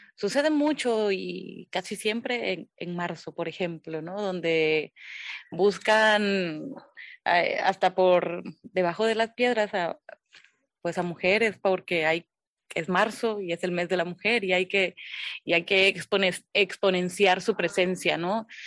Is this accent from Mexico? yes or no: yes; Loma Bonita, Oaxaca, Mexico; also born or lived in Minatitlán, Veracruz; nací en Minatitlán, en Minatitlán, Veracruz. Pero desde muy, muy, muy chiquita, desde bebé, me fui prácticamente a Loma Bonita. Yo soy de ahí, de, de Loma Bonita, Oaxaca